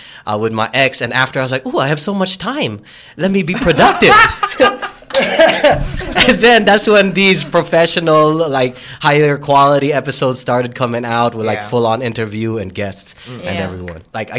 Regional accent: Daly City, California, United States; I'm from California. Daly City, Pinoy capital, highest concentration of Filipinos outside of the U.S. I mean, outside of the Philippines or in the U.S.

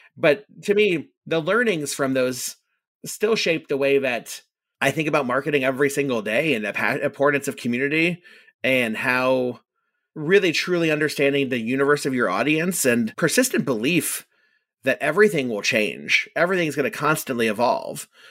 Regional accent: Orlando, Florida, United States; I grew up in Orlando, and Orlando is a unique place to grow up

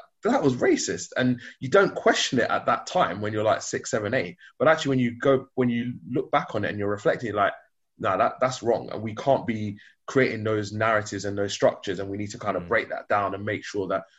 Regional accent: London, United Kingdom; growing up in East London, being of Nigerian heritage

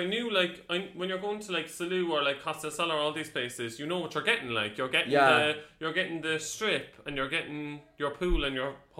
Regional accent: Ireland; we're from Ireland.

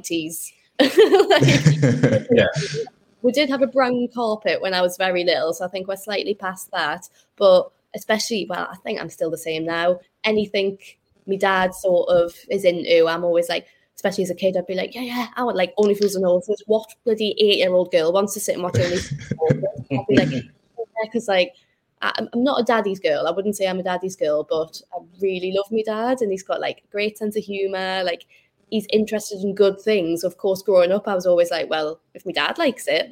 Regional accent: Newcastle upon Tyne, North East England, United Kingdom; moved away as an adult; also born or lived in London; being Geordie

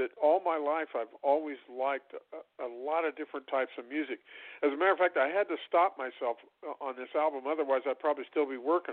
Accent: Illinois, United States; I grew up in Illinois, and a lot of the stuff we listened to was bluegrass and Appalachian mountain music

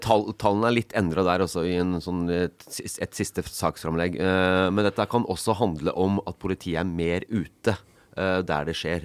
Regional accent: Elverum, Innlandet, Norway; moved away as an adult; also born or lived in Stavanger; jeg kom fra Elverum.

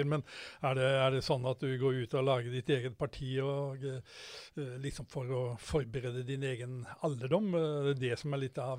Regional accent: Halmstad, Østfold, Norway; på Halmstad, ja. Der jeg vokste opp.

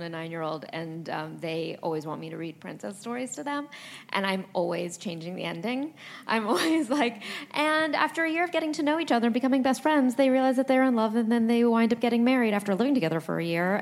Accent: Los Angeles, California, United States; I grew up in Los Angeles, but I went to New York a lot

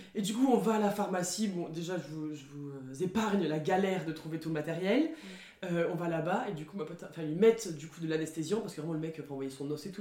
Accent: France; now in Montpellier, France; en tant que française dans mon pays

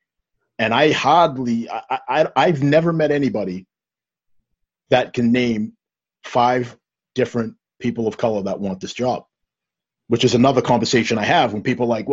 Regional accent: Stoughton, United States; I grew up in Stoughton, old Stoughton, that was nowhere near as diverse as where we are now.

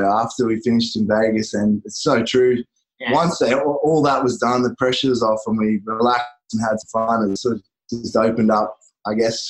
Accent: Gold Coast, Queensland, Australia; Yes, obviously Aussie, from the Gold Coast in Australia on the East Coast.

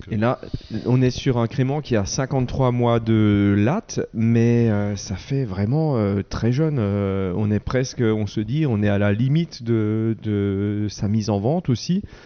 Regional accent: Wettolsheim, Grand Est, France; je suis de Veto

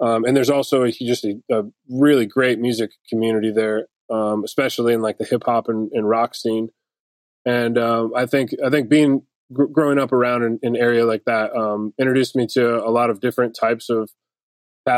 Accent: Detroit, Michigan, United States; now in Nashville, United States; I grew up in Detroit

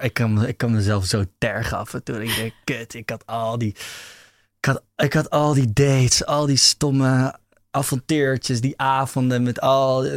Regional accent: Amsterdam, North Holland, Netherlands; Ja, ik ben in de eerste plaats Amsterdammer

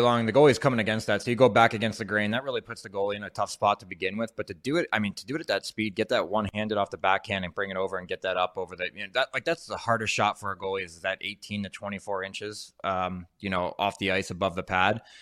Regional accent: New Jersey, United States; we're both from South Jersey.

